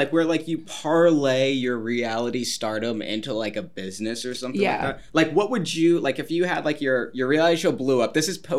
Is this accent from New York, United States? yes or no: yes; Long Island, New York, United States; I'm from Long Island